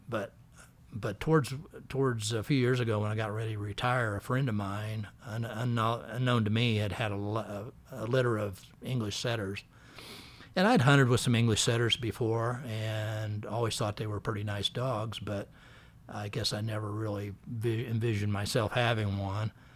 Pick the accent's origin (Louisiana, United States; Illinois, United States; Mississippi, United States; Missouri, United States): Missouri, United States; moved away; I grew up in Missouri